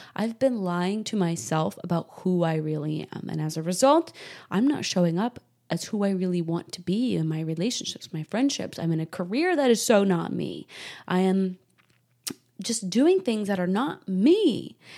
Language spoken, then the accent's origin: English; Salem, Massachusetts, United States; I grew up in New England, Salem, Massachusetts